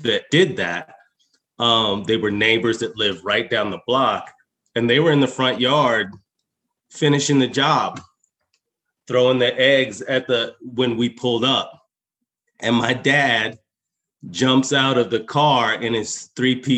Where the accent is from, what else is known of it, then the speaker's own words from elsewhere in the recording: Longmont, Colorado, United States; also born or lived in Alabama / California / Denver; I actually grew up in rural Colorado. I grew up in Longmont, Colorado.